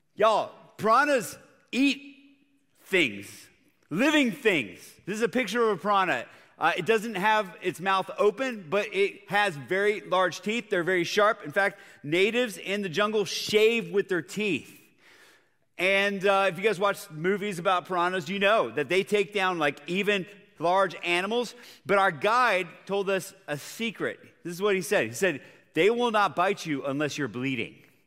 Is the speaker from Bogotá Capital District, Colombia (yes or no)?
yes; Bogotá, Bogotá Capital District, Colombia; moved away; I grew up in Bogota, Colombia, South America